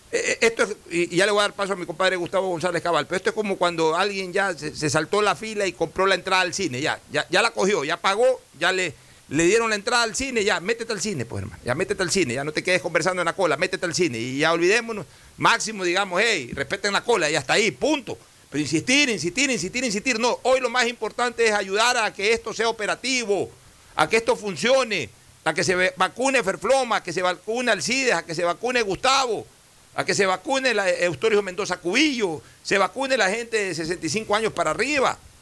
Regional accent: Guayaquil, Guayas, Ecuador; me orgullo de ser porteño, o sea, yo, yo sí me siento auténticamente porteño, porque viví el puerto desde, desde mi época de, absoluta infancia

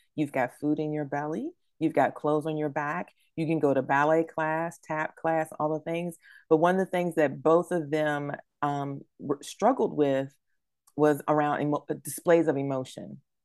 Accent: New Bern, North Carolina, United States; moved away; my hometown of New Bern

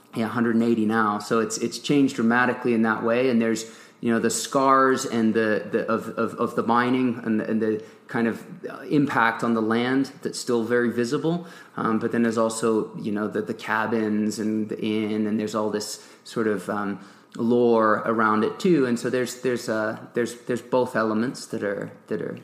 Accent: Nantes, Pays de la Loire, France; moved away as an adult; also born or lived in England / Durango, Colorado; grew up in Nantes, a town on the west coast of France

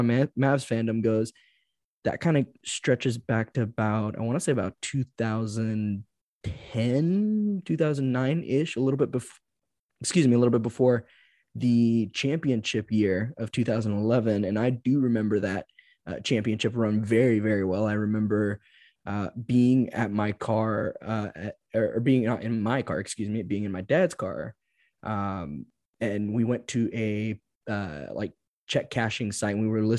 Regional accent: Dallas, Texas, United States; also born or lived in Georgia; And you know, I'm born and raised in Dallas. Born in Georgia, raised in Dallas.

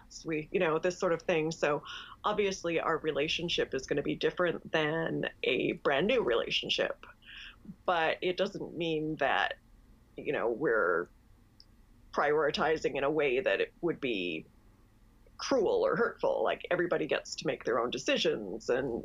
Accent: Canada; I'm Canadian

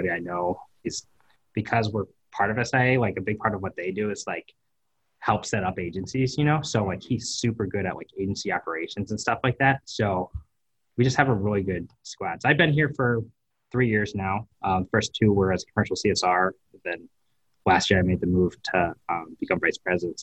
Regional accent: East Coast, United States; moved away as an adult; now in Cleveland, United States; I'm from the East Coast, so, like, New York is 2 hours north

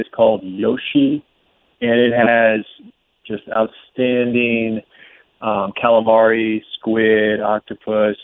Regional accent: Portland, Oregon, United States; moved away; Portland, even though I went to high school there, you could call it my hometown

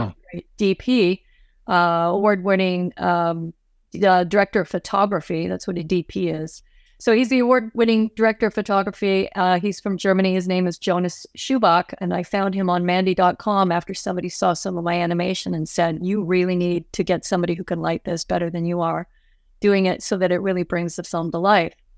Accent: Toronto, Ontario, Canada; moved away as an adult; now in Los Angeles, United States; I am from Canada, as I mentioned earlier, I grew up in Toronto

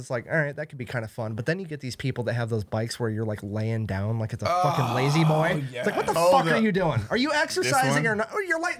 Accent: Mason City, Iowa, United States; moved away; I'm from Mason City, Iowa.

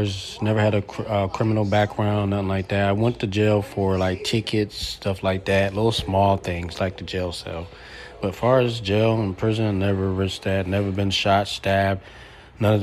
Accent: Philadelphia, Pennsylvania, United States; now in Texas, United States; growing up in Philadelphia to move to Texas to change my life

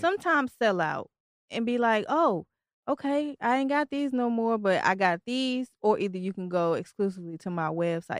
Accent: Tennessee, United States; also born or lived in Detroit, Michigan; now in Virginia, United States; even though I'm from Detroit, I was raised in Tennessee

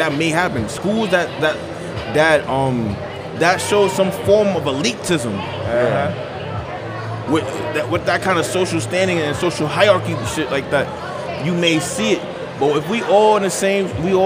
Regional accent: New York City, New York, United States; I'm from Queens

